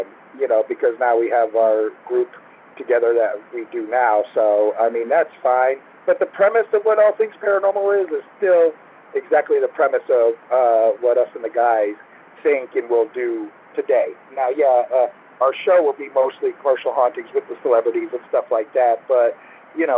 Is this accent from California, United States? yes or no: no; Naples, Florida, United States; moved away; I grew up in Naples, and Naples at the time when I was there was mostly the Everglades